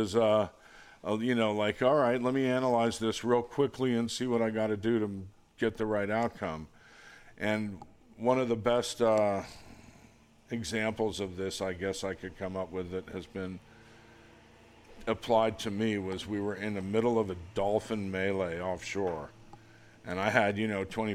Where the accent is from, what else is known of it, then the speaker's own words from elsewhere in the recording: Palm Beach, Florida, United States; I grew up in Palm Beach in the 60s and early 70s